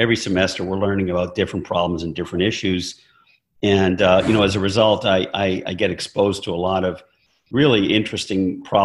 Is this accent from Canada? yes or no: yes; Calgary, Alberta, Canada; moved away as an adult; also born or lived in North Carolina / Michigan; I grew up in Calgary, Alberta. I'm Canadian originally.